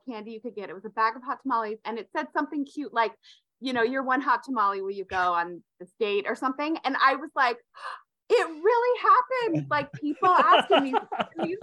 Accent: Vermont, United States; moved away as an adult; also born or lived in Utah / Las Vegas; I grew up in Vermont

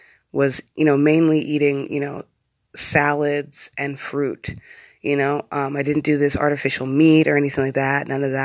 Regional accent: Bloomsburg, Pennsylvania, United States; moved away; also born or lived in Hawaii; I'm from Bloomsburg, Pennsylvania

